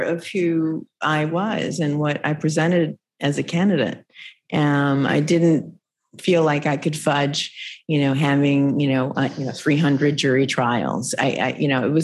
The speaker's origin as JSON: {"language": "English", "region": "Illinois", "country": "United States", "tie": "born or raised there", "moved": "yes", "lives_now": "Massachusetts, United States", "said": "I grew up in Illinois. It became my home"}